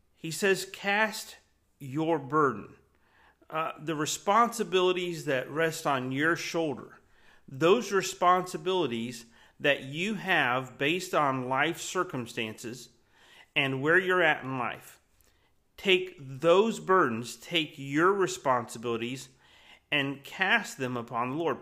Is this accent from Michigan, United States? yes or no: no; Florida, United States; I grew up in Florida.